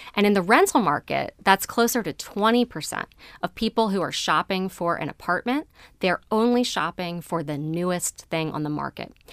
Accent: Baltimore County, Maryland, United States; I grew up in Baltimore County

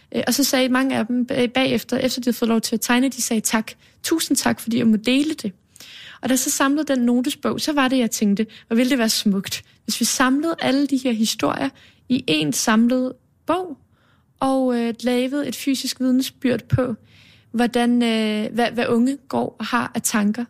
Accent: Copenhagen, Capital Region of Denmark, Denmark; Baggrænsgade på Østerbro, okay. er jeg vokset op de første 13 år

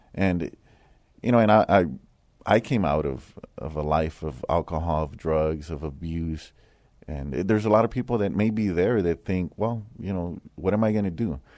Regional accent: San Antonio, Texas, United States; I grew up here in San Antonio. I grew up in the west side of San Antonio

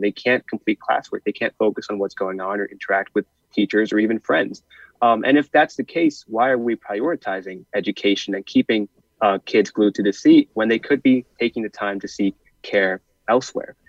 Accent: Wilton, Connecticut, United States; my hometown of Wilton, Connecticut

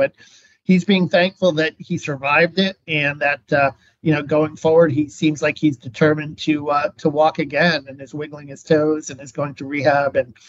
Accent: Rockland County, New York, United States; moved away as an adult; also born or lived in Queens, New York / Miami, Florida / Key West, Florida; now in Gainesville, United States; was born and raised in New York, you know, grew up a huge baseball guy, huge Mets fan. I was born in Queens. I grew up in a suburb, suffered New York, Rockland County

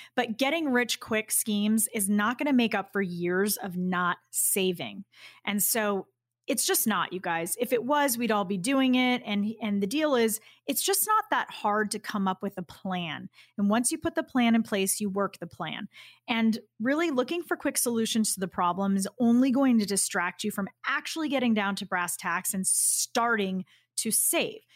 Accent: Boston, Massachusetts, United States; I'm from Boston

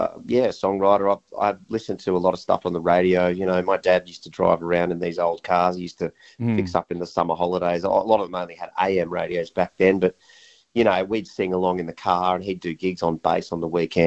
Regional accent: Sydney, New South Wales, Australia; we were suburban kids growing up in Sydney

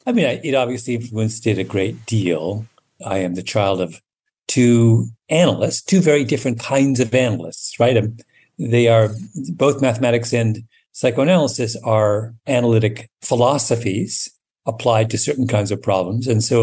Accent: Canada; also born or lived in England; my memories of growing up in England are, you know, I have them, but they're not central to my recollections of my childhood the way my Canada memories are.

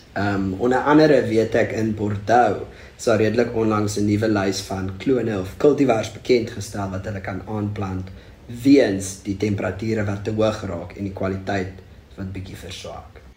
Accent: Struisbaai, Western Cape, South Africa; also born or lived in Bredasdorp / Stellenbosch; ek kom van Strydspoort af

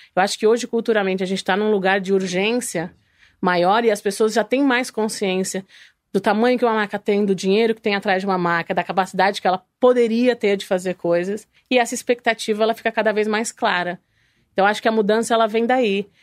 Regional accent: interior of São Paulo, Brazil; moved away as an adult; also born or lived in New York / Italy; sou do interior de São Paulo

